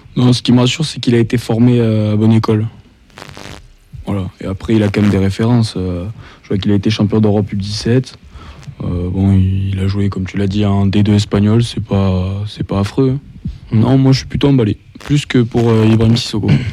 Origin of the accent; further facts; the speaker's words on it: Lot, Occitania, France; je suis originaire du Lot